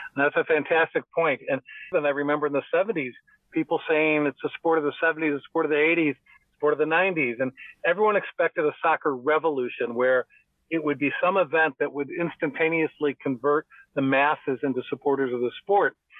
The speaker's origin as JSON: {"language": "English", "area": "outside Chicago", "region": "Illinois", "country": "United States", "tie": "born or raised there", "said": "I grew up outside Chicago, about 50 miles outside of Chicago"}